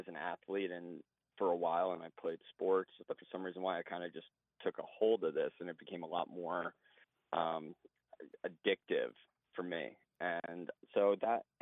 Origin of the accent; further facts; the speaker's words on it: Oceanside, New York, United States; I grew up in Oceanside, Long Island